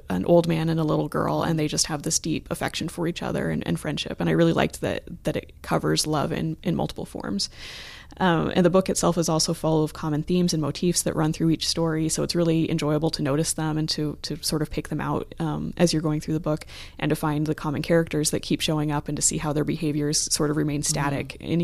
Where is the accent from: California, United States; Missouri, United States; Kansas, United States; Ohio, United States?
Ohio, United States; Columbus; which Yay. is my hometown, so